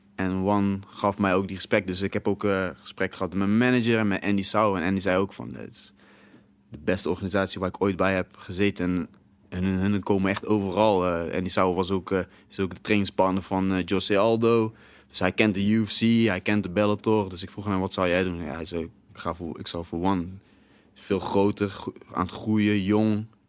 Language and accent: Dutch; Breda, North Brabant, Netherlands; bij ons in Breda